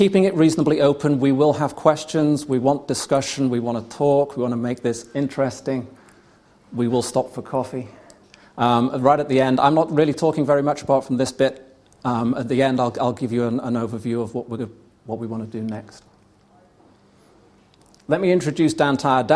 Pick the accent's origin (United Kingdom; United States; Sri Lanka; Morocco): United Kingdom; I'm British